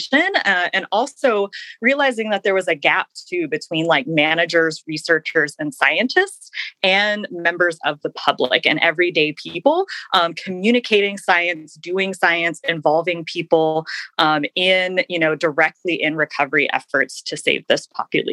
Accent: Kentucky, United States; moved away as an adult; now in Alaska, United States; when I grew up in Kentucky, far from Arctic waters in the Midwestern United States

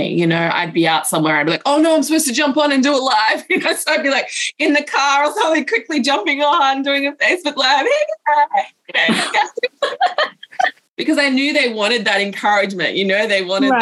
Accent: Australia; now in Pacific Islands; even though I'm from Australia, I actually live over in the Pacific Islands

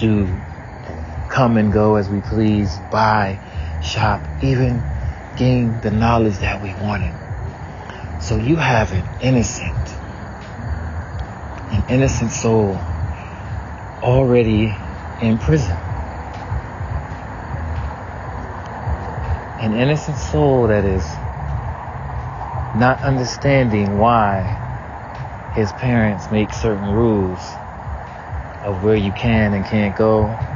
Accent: the South, United States; growing up in the South

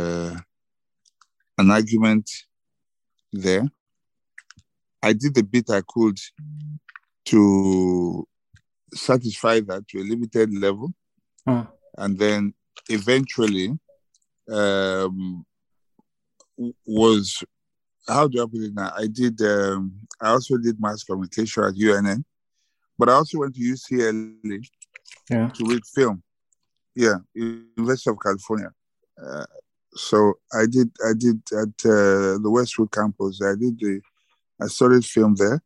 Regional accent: Jos, Plateau, Nigeria; I grew up in Jos.

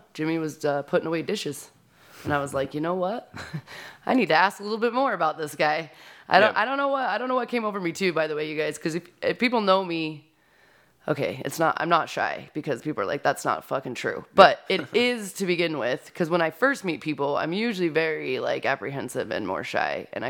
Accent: Utah, United States; I grew up in Davis County, Utah. I don't know. People probably won't even know where that is.

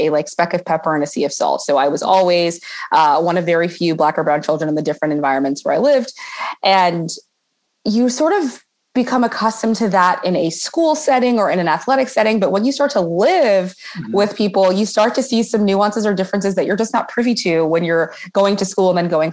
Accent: Oakland, California, United States; I grew up in Oakland, California

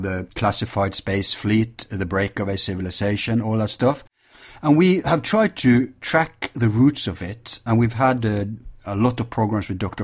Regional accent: Norway; Our problem in Norway is the oil, and we we are different from Sweden, Denmark, Finland, and uh, Iceland

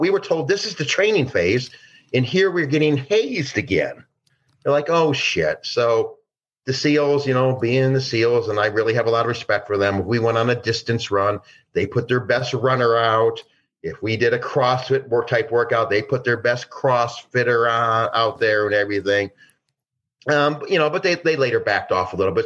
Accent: Detroit, Michigan, United States; I grew up in Detroit

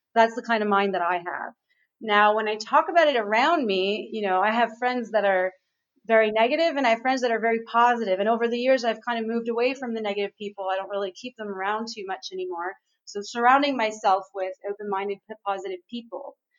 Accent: Montreal, Quebec, Canada; right now I'm in Aruba. I'm in the Caribbean, um, but I'm actually from Montreal.

